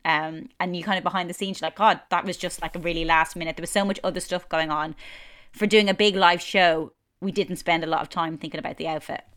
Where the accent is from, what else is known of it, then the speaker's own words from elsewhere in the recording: Ireland; moved away as an adult; now in London, United Kingdom; growing up in Ireland